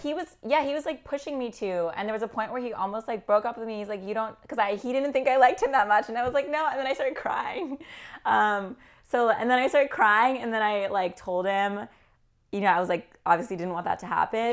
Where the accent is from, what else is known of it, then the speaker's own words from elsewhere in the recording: California, United States; moved away as an adult; also born or lived in Midwest; now in New York, United States; I'm from California originally